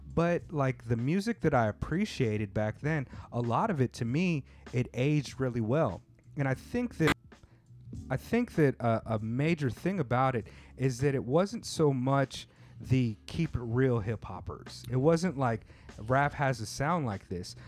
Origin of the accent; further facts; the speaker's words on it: United States; moved away as an adult; now in Tokyo, Japan; growing up in the States